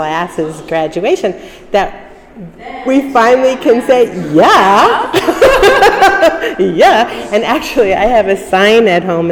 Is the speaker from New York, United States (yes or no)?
yes; New York City, New York, United States; moved away as an adult; I was born in Brooklyn on East 19th Street and Foster Avenue. I grew up in an apartment building there